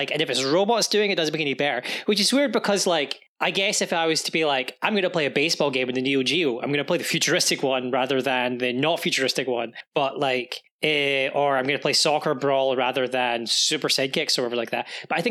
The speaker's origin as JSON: {"language": "English", "region": "Scotland", "country": "United Kingdom", "said": "No, just we're from Scotland, we don't have Office Max."}